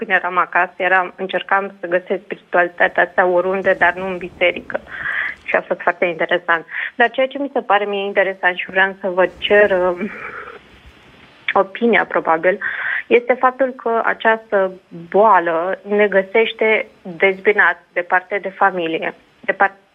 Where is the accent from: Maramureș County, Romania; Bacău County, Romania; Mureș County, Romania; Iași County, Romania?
Iași County, Romania; Iași; now in United Kingdom; Uh, sunt din Iași, locuiesc în uh